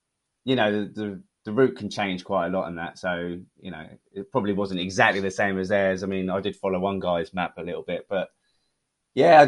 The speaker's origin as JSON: {"language": "English", "country": "United Kingdom", "accent": "British", "said": "my terrible British accent"}